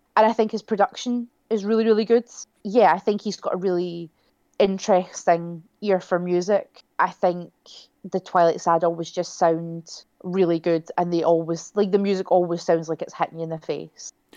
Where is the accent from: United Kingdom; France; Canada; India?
United Kingdom; near Kilsyth, Scotland; I grew up not far from where they're from